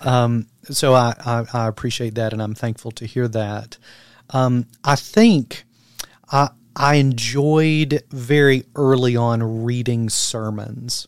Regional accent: London, Kentucky, United States; moved away; originally from Kentucky, as I told you today, quite interestingly enough, my hometown is London, Kentucky

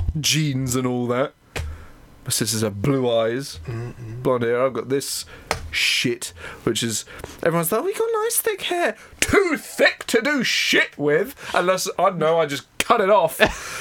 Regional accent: Haywards Heath, South East England, United Kingdom; also born or lived in East Grinstead; I was born in Hayward Heath.

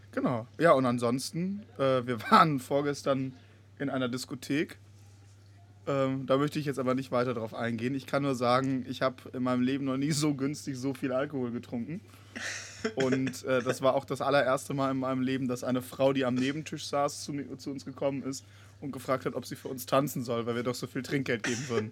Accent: Bonn, North Rhine-Westphalia, Germany; meiner Heimatstadt Bonn

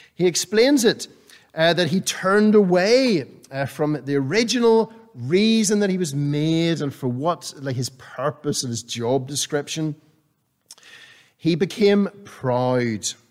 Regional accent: Northern Ireland, United Kingdom; growing up in Northern Ireland, I was used to the cold and the damp and the wet of summer

